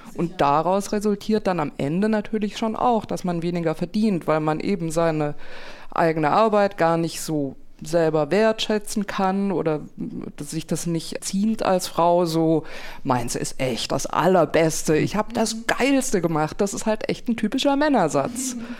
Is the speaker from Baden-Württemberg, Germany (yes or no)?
yes; Konstanz, Baden-Württemberg, Germany; moved away; Ich den Dialekt höre von da, wo ich herkomme, aus Konstanz vom Bodensee